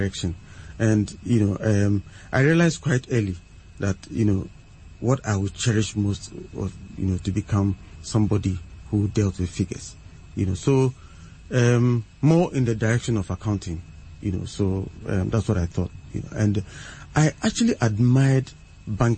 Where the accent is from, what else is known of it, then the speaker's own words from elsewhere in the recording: Suhum, Eastern Region, Ghana; I actually, you know, started school in Suhum, in the Eastern region. That's where I started from class one